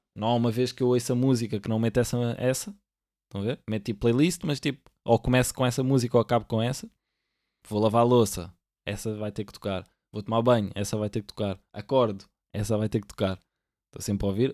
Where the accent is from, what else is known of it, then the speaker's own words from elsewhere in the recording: Lisbon, Portugal; eu aqui sou do Benfica, mas porquê? Porque eu nasci cá